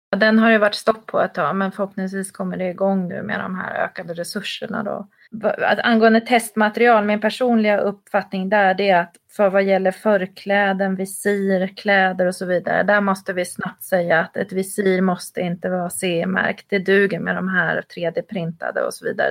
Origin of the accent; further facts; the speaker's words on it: Sweden; som svensk